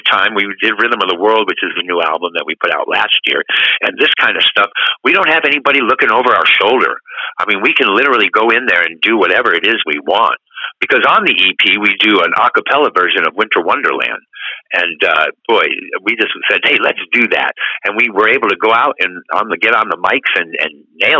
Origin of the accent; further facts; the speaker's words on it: East Coast, United States; we grew up on the East Coast